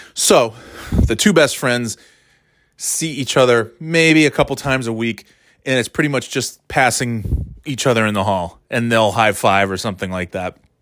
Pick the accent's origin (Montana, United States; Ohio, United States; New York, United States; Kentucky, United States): New York, United States; moved away as an adult; also born or lived in Florida / North Carolina; now in Boston area, United States; Thirty years in New York, born and raised in New York, I'm a New Yorker